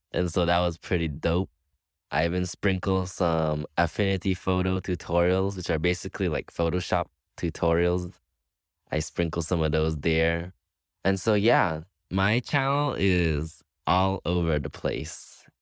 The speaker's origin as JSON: {"language": "English", "country": "Belize", "moved": "as an adult", "lives_now": "Cuba", "said": "I am from Belize. I have Taiwanese parents"}